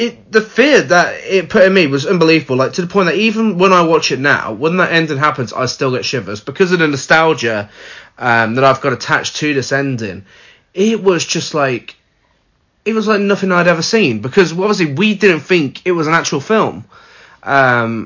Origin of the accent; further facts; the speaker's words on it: United Kingdom; we're British